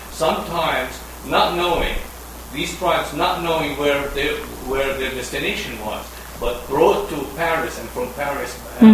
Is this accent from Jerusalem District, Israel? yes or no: no; Nazareth, Northern District, Israel; moved away; I'm a Palestinian from Nazareth.